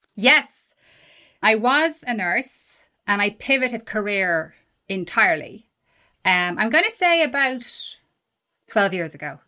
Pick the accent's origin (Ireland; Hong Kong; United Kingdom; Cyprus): Ireland; I'm Irish